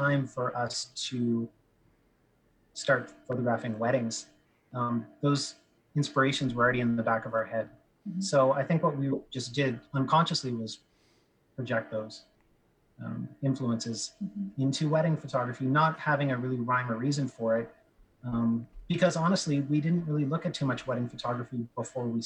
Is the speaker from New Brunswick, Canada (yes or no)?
no; Ottawa, Ontario, Canada; moved away as an adult; also born or lived in Montreal; I ended up coming back to my hometown of Ottawa